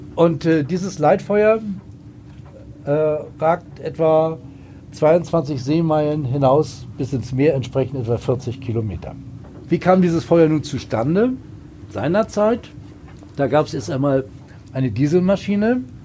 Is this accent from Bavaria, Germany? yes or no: no; Hamburg, Germany; Ich komme selbst aus Hamburg